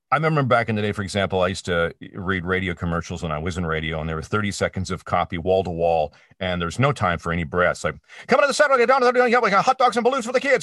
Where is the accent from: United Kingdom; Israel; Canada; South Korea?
Canada; Peterborough, Ontario; i was working at a pro shop at the ymca in my hometown of peterborough ontario canada